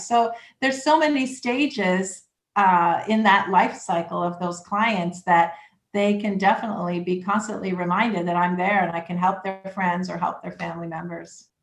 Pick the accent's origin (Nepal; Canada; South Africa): Canada; Toronto, Ontario; moved away as an adult; now in Lake Worth Beach, United States; I'm originally from Toronto, Canada, and came here in 2005